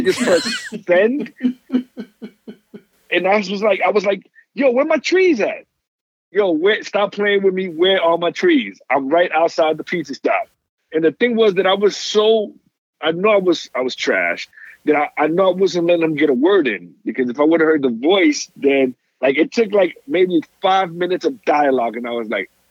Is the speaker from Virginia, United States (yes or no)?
no; New York City, New York, United States; moved away; I'm a kid from New York City